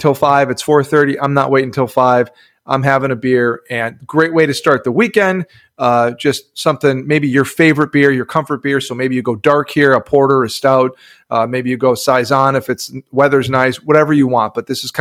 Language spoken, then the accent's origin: English; Upper Midwest, United States; now in Texas, United States; I grew up in the Midwest, upper Midwest